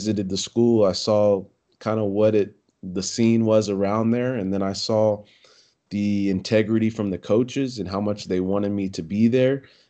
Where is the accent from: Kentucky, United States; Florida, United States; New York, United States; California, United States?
California, United States; Poway; I grew up in Poway, California, Southern California, North County, San Diego